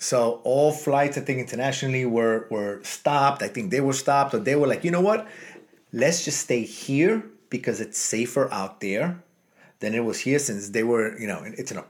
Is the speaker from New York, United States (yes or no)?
yes; New York City, New York, United States; now in Miami, United States; because we grew up in New York City.